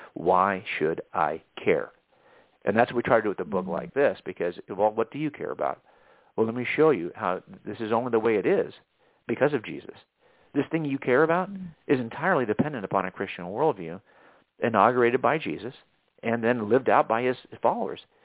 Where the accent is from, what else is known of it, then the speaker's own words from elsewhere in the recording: Southern California, United States; I was raised in in Southern California